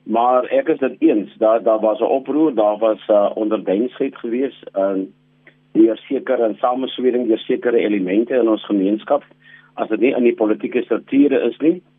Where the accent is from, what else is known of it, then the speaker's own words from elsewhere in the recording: South Africa; ons as die gemiddelde Suid-Afrikaners